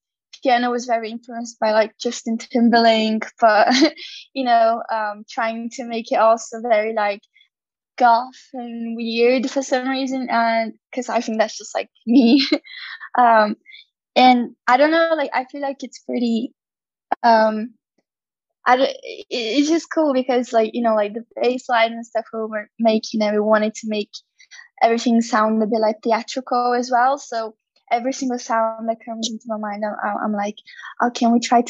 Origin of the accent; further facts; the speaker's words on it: Brazil; first language Portuguese; English is a second language; my first language is Portuguese, Brazilian Portuguese, and in Portuguese we compare things a lot